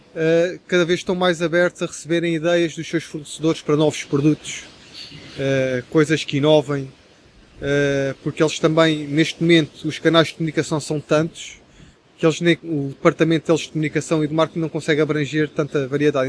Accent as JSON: {"language": "Portuguese", "region": "Setúbal", "country": "Portugal", "said": "eu sou de Setúbal"}